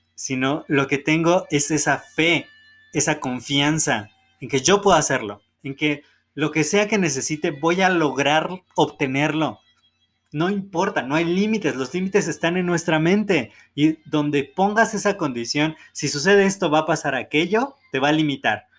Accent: Mexico; nacimos en México

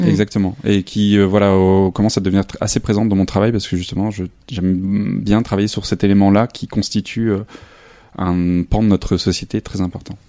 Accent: a small village near Lille, Hauts-de-France, France; moved away as an adult; also born or lived in Arles; now in Saint-Denis, France; je suis originaire du nord de la France, dans un petit village euh, à côté de Lille

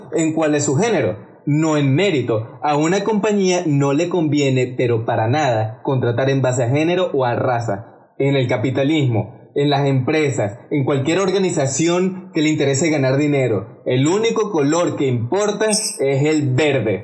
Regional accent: Venezuela; siendo venezolano yo

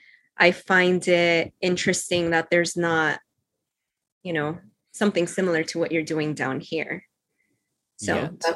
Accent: Cuba; born there; also born or lived in London, United Kingdom / New York, United States; So I was born in Cuba. So my, like, I'm meant to be like loving the heat and Caribbean

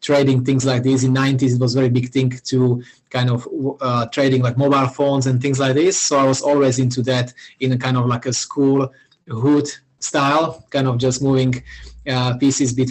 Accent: Slovakia; moved away as an adult; now in Perth, Australia; I'm originally from Slovakia, which is a small country in middle of the Europe

